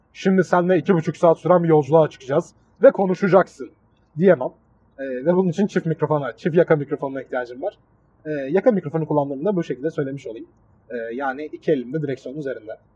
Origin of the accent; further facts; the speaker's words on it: Mersin, Turkey; accent: Adana; also born or lived in Adana; Adana'da büyümemiş, Mersin'de büyümüş bir insan olarak